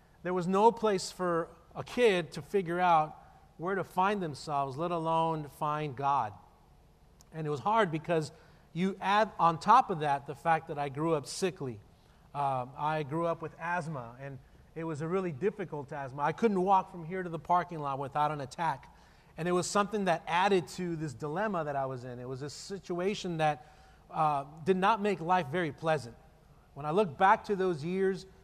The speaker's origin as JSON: {"language": "English", "town": "El Paso", "region": "Texas", "country": "United States", "tie": "born or raised there", "said": "born and raised in El Paso, and I grew up in a really difficult circumstance"}